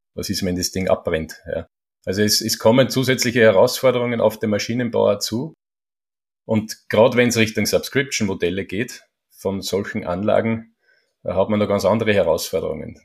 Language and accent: German; Schörfling am Attersee, Upper Austria, Austria; Jetzt sind wir in Schörfling am Attersee. Ist auch mein, mein Heimatort